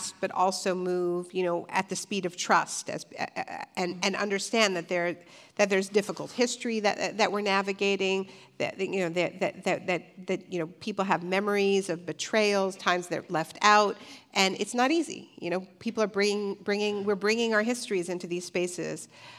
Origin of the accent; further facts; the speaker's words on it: Ontario, Canada; I'm from Ontario, Canada